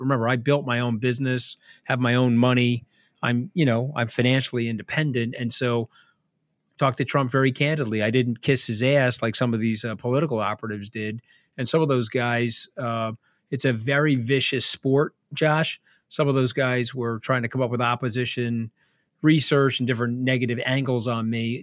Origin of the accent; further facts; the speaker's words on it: New York, United States; I'm a New Yorker